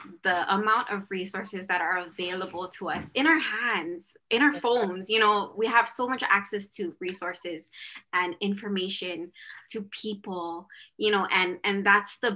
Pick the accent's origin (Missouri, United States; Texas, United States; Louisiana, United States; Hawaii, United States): Hawaii, United States; Oahu; I was born on Oahu, and my dad is from Oahu